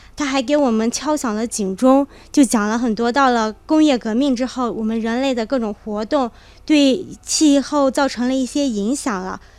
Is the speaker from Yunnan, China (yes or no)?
yes; Kunming, Yunnan, China; 我是云南昆明人